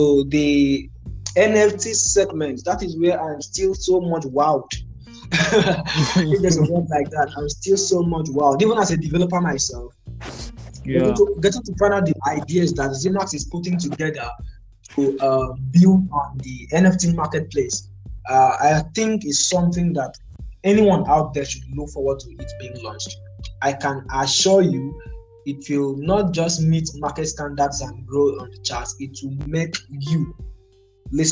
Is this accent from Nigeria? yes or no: yes; Nigeria; So I am Nigerian.